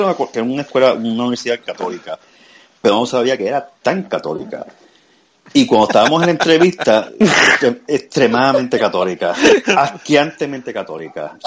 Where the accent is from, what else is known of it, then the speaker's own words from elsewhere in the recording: Puerto Rico; moved away; Yo soy boricua